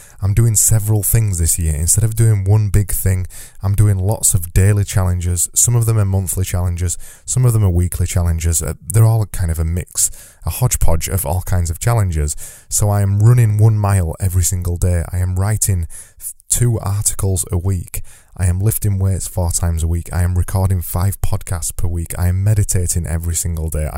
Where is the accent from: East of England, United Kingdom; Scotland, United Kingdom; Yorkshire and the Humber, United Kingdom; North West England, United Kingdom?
Yorkshire and the Humber, United Kingdom; I say flow because I'm from Yorkshire and I extend my vowels